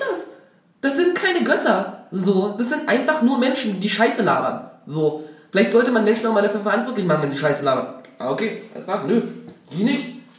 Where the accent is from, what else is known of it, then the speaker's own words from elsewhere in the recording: Dresden, Saxony, Germany; now in Berlin, Germany; ich komme aus Dresden